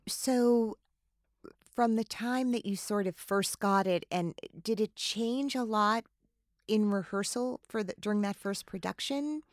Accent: New Jersey, United States; I grew up in New Jersey

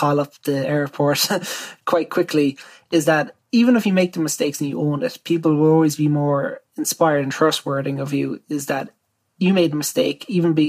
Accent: Ireland

